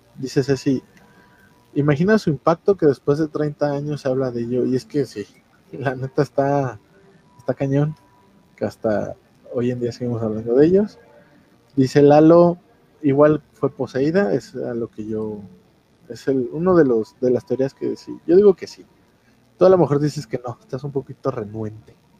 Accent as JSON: {"language": "Spanish", "country": "Mexico", "said": "ya ves cómo somos los mexicanos"}